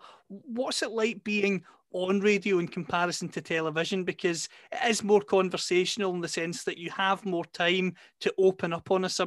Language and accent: English; Scotland, United Kingdom; I'm delighted as a Scotsman